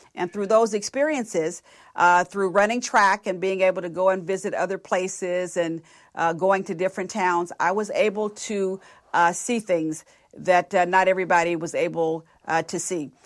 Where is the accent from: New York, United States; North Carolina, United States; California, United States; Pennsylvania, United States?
California, United States; Richmond; now in Dallas, United States; I grew up in Richmond, so across the Bay of San Francisco